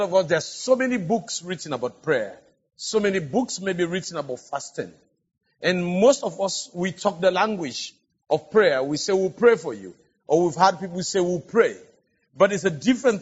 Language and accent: English; Sierra Leone; Because I come from Africa, and especially from West Africa